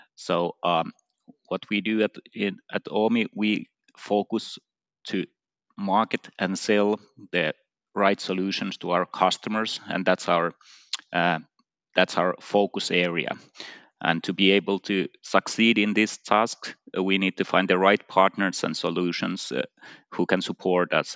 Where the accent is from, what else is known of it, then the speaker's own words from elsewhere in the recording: Finland; in my home country, Finland